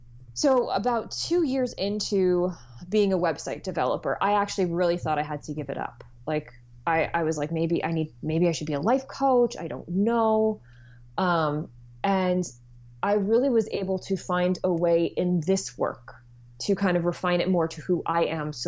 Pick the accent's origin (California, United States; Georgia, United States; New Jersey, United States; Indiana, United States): New Jersey, United States; moved away as an adult; I am originally from New Jersey and have somehow, by the twists of fate, returned here once again